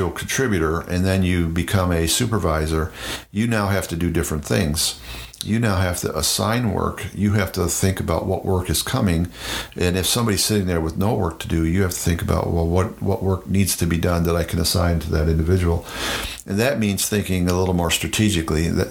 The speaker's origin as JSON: {"language": "English", "country": "United States", "tie": "born or raised there", "said": "in the Iroquois Confederacy, in my home state and with my tribe, the Mohawk language is slightly different than the Oneida language"}